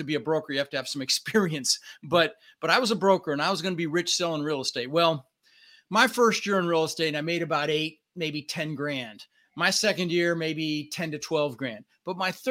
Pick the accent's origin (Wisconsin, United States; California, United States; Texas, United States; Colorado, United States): Colorado, United States; Denver; English is a second language; also born or lived in Netherlands; And we ended up in Denver, Colorado